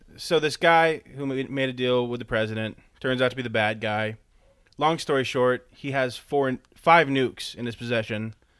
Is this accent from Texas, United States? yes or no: no; California, United States; I'm from Southern California anyways, so I'm kind of used to it.